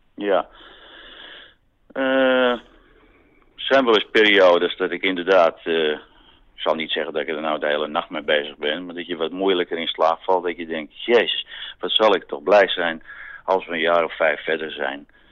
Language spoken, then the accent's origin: Dutch; Amsterdam, North Holland, Netherlands; ik ben geen Amsterdammer die typisch altijd naar Zandvoort gaat